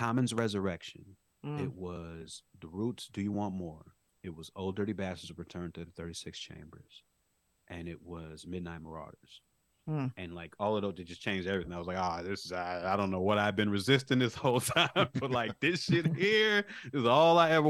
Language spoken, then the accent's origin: English; Chicago, Illinois, United States; I grew up on the South Side of Chicago.